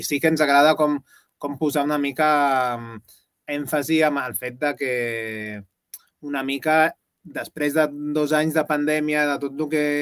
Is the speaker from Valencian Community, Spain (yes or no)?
yes; Gandia, Valencian Community, Spain; amb una productora de, així que de gent que som de la Gandia